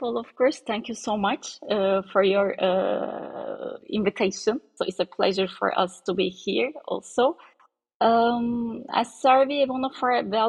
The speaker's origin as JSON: {"language": "English", "region": "Ankara", "country": "Turkey", "tie": "born or raised there", "said": "I was born in Ankara and high school education is at Ankara College and then MIT."}